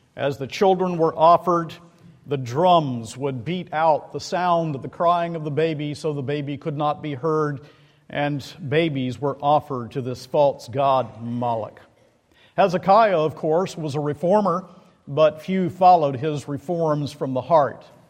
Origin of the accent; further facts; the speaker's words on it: Macon, Georgia, United States; moved away; I'm from Macon, Georgia